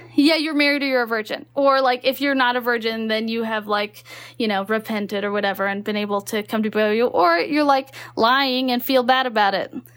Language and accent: English; Texas, United States; moved away as an adult; also born or lived in Utah; I grew up in Texas